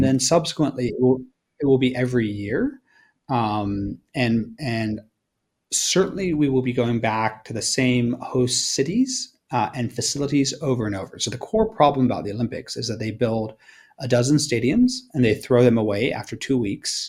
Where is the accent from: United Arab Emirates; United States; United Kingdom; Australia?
Australia; I'm Australian